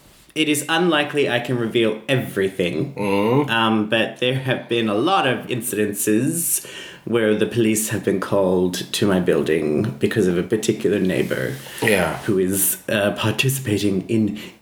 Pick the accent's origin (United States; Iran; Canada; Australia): Australia; I'm Australian.